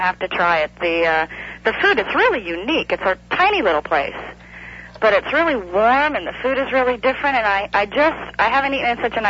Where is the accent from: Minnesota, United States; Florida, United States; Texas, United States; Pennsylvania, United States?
Florida, United States; Miami; also born or lived in Colorado; I grew up in Miami and I'm used to the ethnic mix